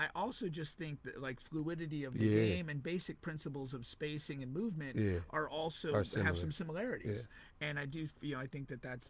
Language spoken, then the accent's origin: English; Connecticut, United States; also born or lived in Central Florida; now in Florida, United States; I'm originally from Connecticut.